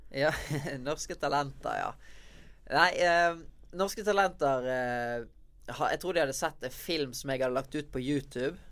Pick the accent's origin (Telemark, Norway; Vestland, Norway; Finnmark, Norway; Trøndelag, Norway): Vestland, Norway; Bergen; moved away as an adult; now in Oslo, Norway; Det er i Bergen jeg har eh, vennene mine, familien min, og så ikke minst eh, stedet jeg trener, der jeg vokste opp med å lære meg å breake, i Vikinghallen i Bergen